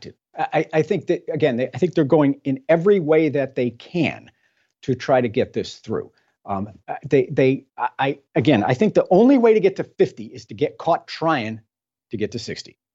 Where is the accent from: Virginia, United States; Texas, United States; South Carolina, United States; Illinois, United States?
Texas, United States; I'm from Texas